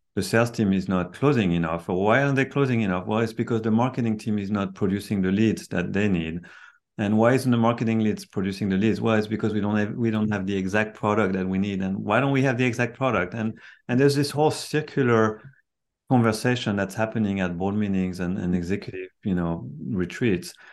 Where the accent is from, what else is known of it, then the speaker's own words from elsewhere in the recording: France; moved away as an adult; now in Silicon Valley, United States; I'm, I'm, I'm from France. I've been in Silicon Valley for 33 years now